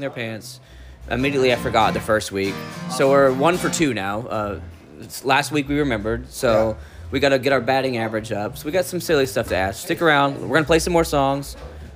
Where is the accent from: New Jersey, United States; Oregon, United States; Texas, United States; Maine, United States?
Texas, United States; Dallas; we're from Dallas, Texas, both